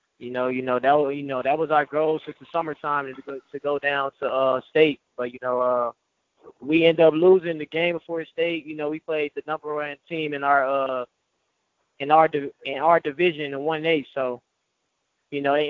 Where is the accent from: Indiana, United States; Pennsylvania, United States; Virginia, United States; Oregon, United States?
Indiana, United States; Gary; growing up in Gary